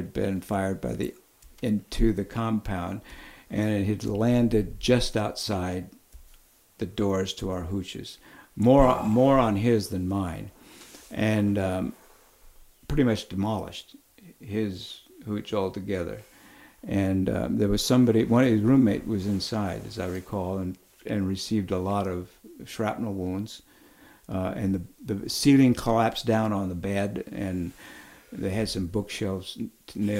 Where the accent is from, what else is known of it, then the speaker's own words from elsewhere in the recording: Oxnard, California, United States; I grew up in Oxnard, California. I'd gone to grammar school and high school in the same place.